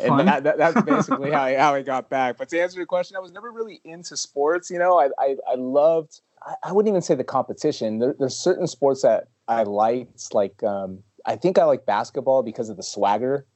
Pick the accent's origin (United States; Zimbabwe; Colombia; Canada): United States; Los Angeles, California; I was born in Hollywood, lived in LA until I was about 10 years old, moved to Northern California when I was really young